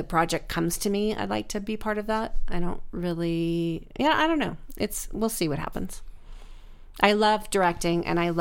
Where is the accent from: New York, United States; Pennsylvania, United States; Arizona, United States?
Arizona, United States; Phoenix; also born or lived in Tucson, Arizona; I'm from Phoenix